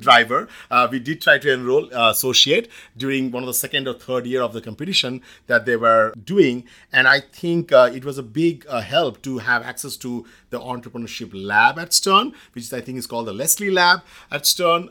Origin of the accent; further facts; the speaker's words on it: India; moved away as an adult; now in United States; I grew up in India in the late eighties